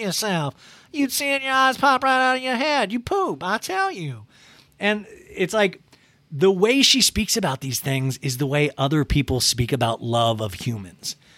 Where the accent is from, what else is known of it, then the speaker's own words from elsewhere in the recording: Kansas, United States; I grew up in Kansas, and, like, I was in charge of shoveling the driveway